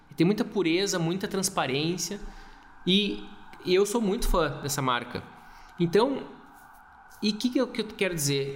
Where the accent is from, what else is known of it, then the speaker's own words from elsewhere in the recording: Gaúcho, Rio Grande do Sul, Brazil; Eu sou gaúcho